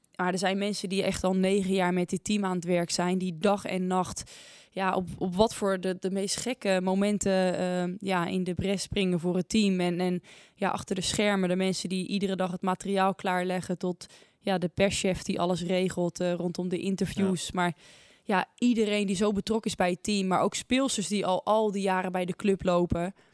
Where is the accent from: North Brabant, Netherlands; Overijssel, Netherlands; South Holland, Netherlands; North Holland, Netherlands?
South Holland, Netherlands; Naaldwijk; Ik kom uit Naaldwijk. Dat ligt in het, eh, in het westen van het land.